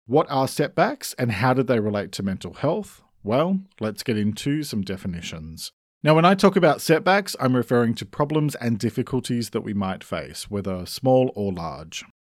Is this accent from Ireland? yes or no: no; Australia; I'm an Australian writer